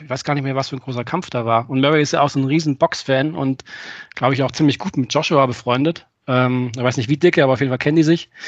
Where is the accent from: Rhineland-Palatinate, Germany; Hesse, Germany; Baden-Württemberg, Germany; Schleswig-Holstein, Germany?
Baden-Württemberg, Germany; Friedrichshafen; hier bei mir in, in Friedrichshafen, wo ich geboren bin